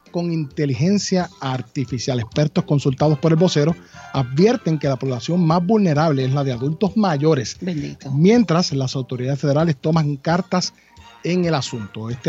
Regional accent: Guayama, Puerto Rico; me ha dado muy buenas noticias porque yo soy de Guayama

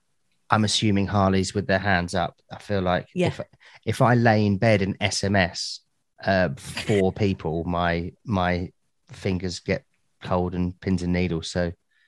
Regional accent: Soham, East of England, United Kingdom; I badmouth Soham all the time because I come from there.

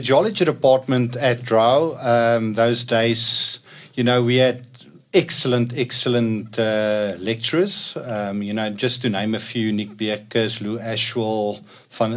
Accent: Meyerton, Gauteng, South Africa; I grew up in Meyerton.

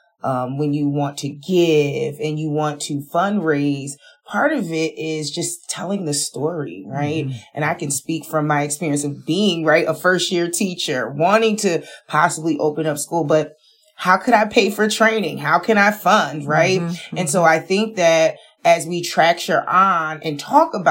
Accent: Paterson, New Jersey, United States; I'm from Paterson, New Jersey

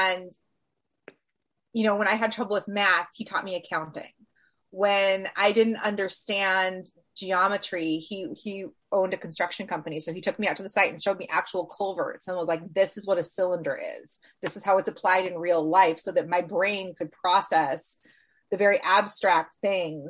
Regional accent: Washington, United States; I grew up in Washington State

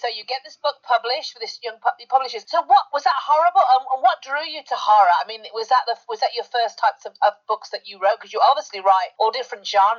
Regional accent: United Kingdom; You're talking to me, I'm British. I have a thick accent too.

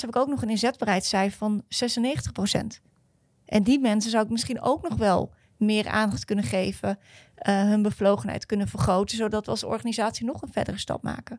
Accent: Netherlands; als Nederlanders

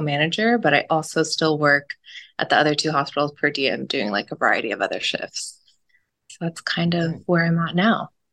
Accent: Southern California, United States; also born or lived in Stockton; I was born and raised in SoCal.

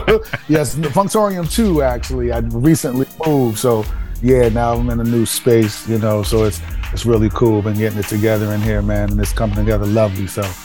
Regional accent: East Coast, United States; Plus, I grew up on the East Coast and West Coast, so it was just a nice, you know, mixture of sounds that, you know, got me into music.

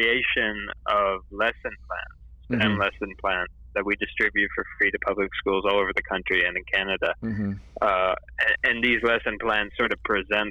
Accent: Tennessee, United States; I grew up in the United States, in Tennessee

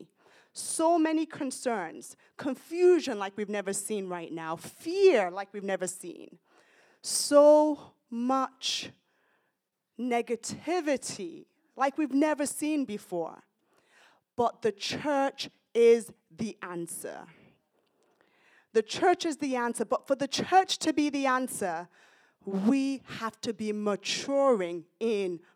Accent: United Kingdom; also born or lived in Nigeria; now in United States; I'm British, Nigerian origin, but I'm British

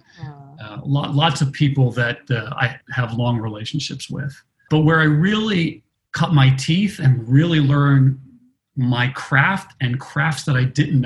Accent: Baltimore, Maryland, United States; I grew up in Baltimore, Greek immigrant parents, a family of restaurateurs

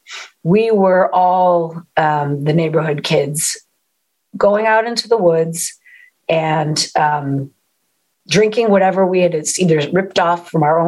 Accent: East Coast, United States; moved away; I'm from the East Coast originally

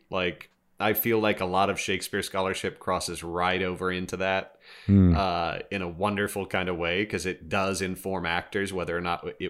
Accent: Kansas, United States; And growing up in Kansas, honestly, I kind of thought it was Twister for a while.

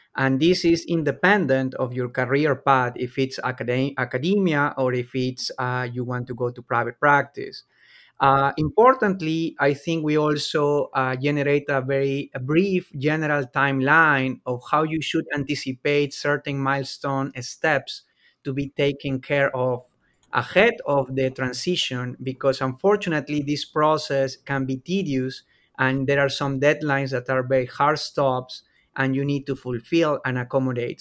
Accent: Peru; moved away as an adult; now in Lexington, United States; I'm originally from Peru

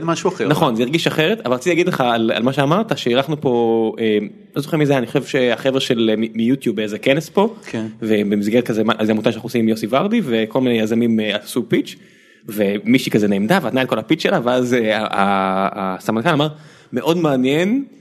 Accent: Beersheba, Southern District, Israel; כילד באר שבעי

